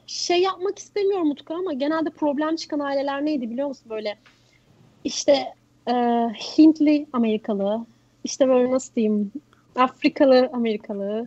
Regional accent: Turkey

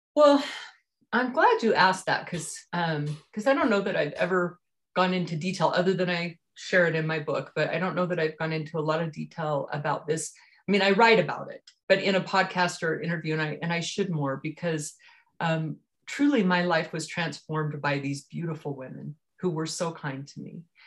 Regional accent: Richfield, Utah, United States; also born or lived in Highland, Utah; I grew up here in Utah, in southern Utah, in Richfield, actually, small town outside the outskirts of Richfield

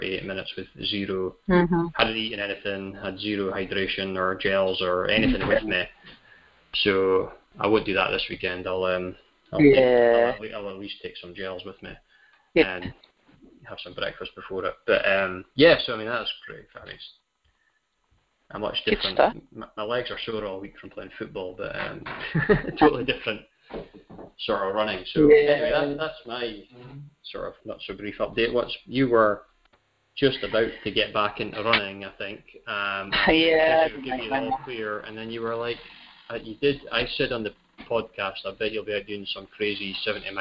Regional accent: New Deer, Scotland, United Kingdom; we're from New Deer

